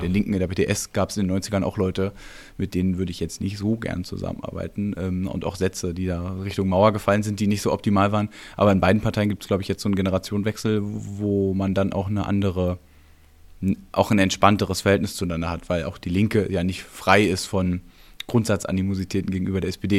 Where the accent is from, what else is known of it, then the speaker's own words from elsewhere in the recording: East Germany, Germany; da bin ich auch Ossi durch und durch